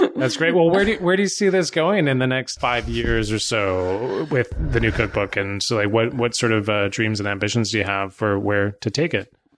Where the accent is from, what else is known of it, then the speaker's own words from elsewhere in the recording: Burnaby, British Columbia, Canada; now in Pender Island, Canada; I grew up in Vancouver too. I grew up in Burnaby